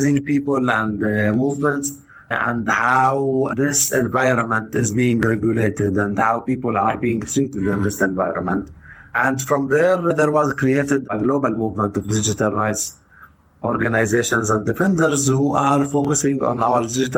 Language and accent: English; Tayibe, Center District, Israel; moved away as an adult; now in Haifa, Israel; I am originally from Taibe, which is a village that is in the center of the country